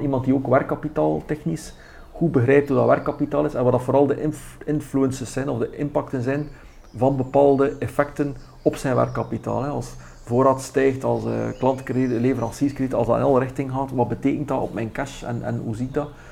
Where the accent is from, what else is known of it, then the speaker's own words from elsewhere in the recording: West Flanders, Belgium; Ik ben West-Vlaming, eh, dat kan ik niet wegsteken